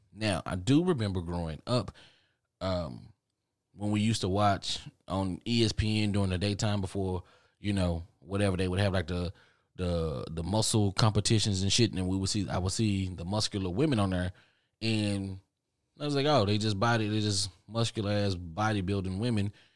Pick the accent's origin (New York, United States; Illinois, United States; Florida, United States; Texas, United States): Texas, United States; Dallas; I'm from Dallas